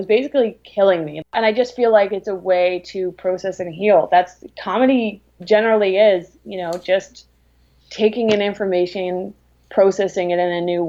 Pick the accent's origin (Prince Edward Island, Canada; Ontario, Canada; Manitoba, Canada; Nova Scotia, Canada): Prince Edward Island, Canada; I'm from the East Coast. I'm from Prince Edward Island.